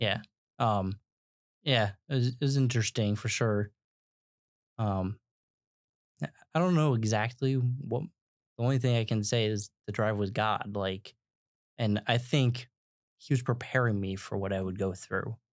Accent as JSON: {"language": "English", "country": "United States", "said": "We as Americans"}